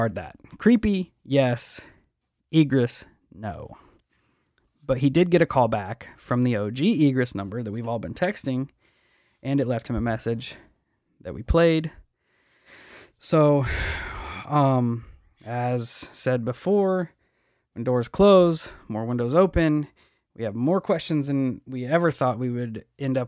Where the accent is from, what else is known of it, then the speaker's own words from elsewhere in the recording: Illinois, United States; we're from Illinois